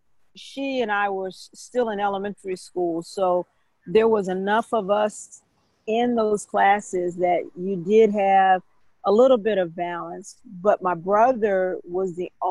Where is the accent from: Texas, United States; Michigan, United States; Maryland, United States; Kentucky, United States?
Michigan, United States; also born or lived in Jackson, Mississippi; until I got to the 2nd grade, and then my father was called to a church in Michigan